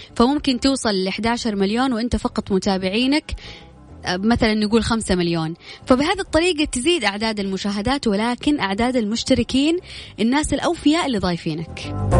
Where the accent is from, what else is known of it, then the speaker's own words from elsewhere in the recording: Jeddah, Makkah Province, Saudi Arabia; أنا من جدة